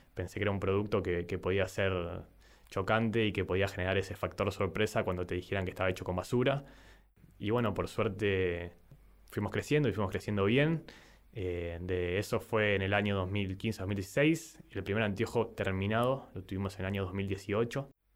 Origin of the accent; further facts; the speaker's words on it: San Nicolás de los Arroyos, Buenos Aires Province, Argentina; tengo 30 años, soy de San Nicolás